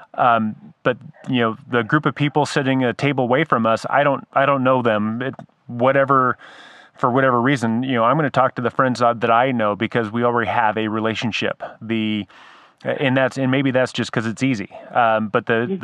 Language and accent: English; San Diego, California, United States; moved away; I grew up in San Diego